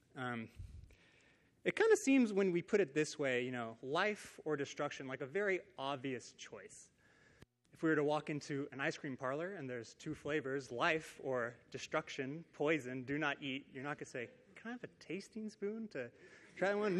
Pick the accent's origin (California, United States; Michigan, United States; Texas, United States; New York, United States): California, United States; Downey; I grew up in Downey, California, which is like 20 minutes away from here